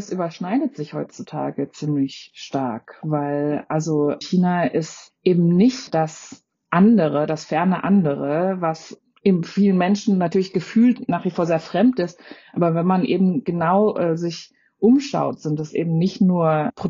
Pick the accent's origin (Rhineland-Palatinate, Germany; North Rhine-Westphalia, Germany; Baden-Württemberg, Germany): Baden-Württemberg, Germany; Freiburg; Natürlich, ich bin selbst in Freiburg aufgewachsen.